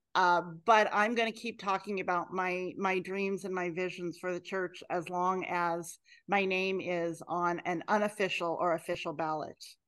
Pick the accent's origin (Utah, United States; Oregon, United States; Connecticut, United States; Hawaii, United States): Oregon, United States; Clackamas County; Growing up in Clackamas County in Oregon